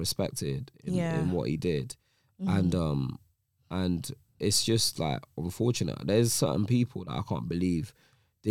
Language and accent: English; Nigeria; also born or lived in England; now in United Kingdom; When I was coming from Nigeria